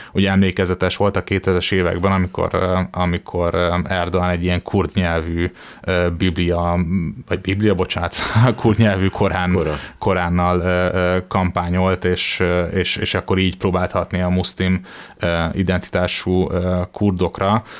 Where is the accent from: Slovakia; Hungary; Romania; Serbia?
Hungary